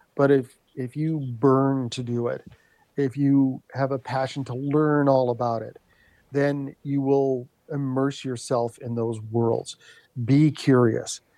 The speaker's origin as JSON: {"language": "English", "town": "Thunder Bay", "region": "Ontario", "country": "Canada", "tie": "born or raised there", "said": "a phrase that we grew up in Thunder Bay"}